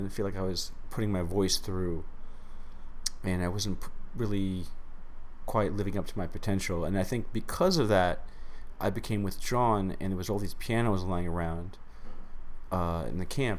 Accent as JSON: {"language": "English", "town": "New York City", "region": "New York", "country": "United States", "tie": "born or raised there", "said": "Grew up in Queens, New York."}